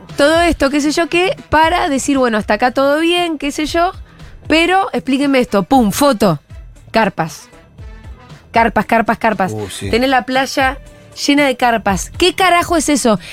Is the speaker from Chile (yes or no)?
no; Bariloche, Río Negro, Argentina; moved away; Yo soy de Bariloche